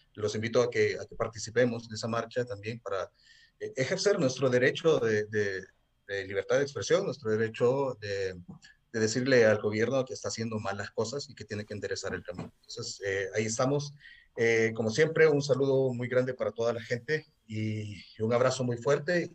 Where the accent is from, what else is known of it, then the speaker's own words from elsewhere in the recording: El Salvador; soy músico de El Salvador